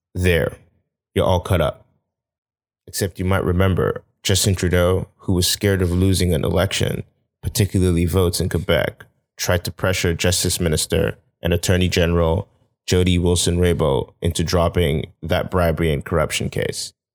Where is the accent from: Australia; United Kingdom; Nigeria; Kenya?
Nigeria; now in Canada; I'm this Nigerian guy trying to make a life out in Canada.